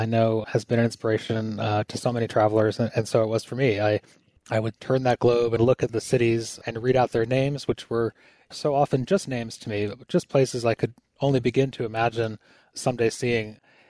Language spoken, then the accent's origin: English; Pittsfield, Massachusetts, United States; You know, growing up in Pittsfield and having those dreams of flying off to other places, you know, wanting to leave your hometown and find your way in the world, especially if you come from a smaller place